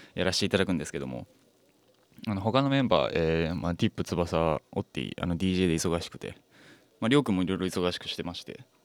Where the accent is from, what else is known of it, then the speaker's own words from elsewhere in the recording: Fukuoka, Japan; 僕福岡出身